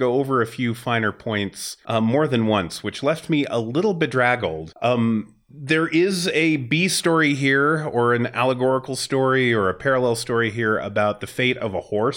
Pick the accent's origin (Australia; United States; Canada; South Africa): United States; Wyoming; I grew up in Wyoming.